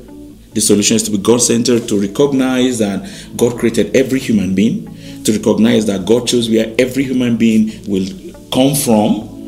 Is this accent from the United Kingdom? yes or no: no; Oyo, Nigeria; now in Jos, Nigeria; I'm from Oyo State.